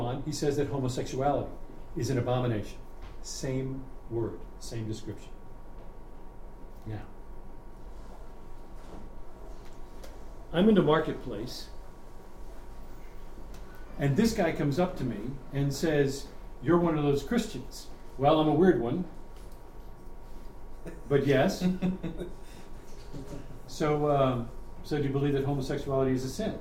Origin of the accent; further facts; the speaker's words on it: New York, United States; when I grew up in New York